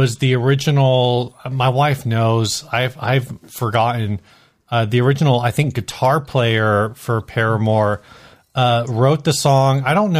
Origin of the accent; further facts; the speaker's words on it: Chula Vista, California, United States; I'm from the Southtown guy.